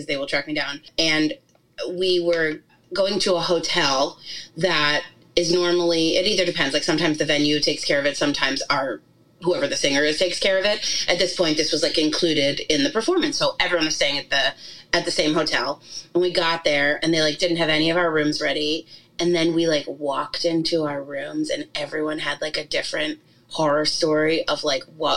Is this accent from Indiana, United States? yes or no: no; New York, United States; we grew up in New York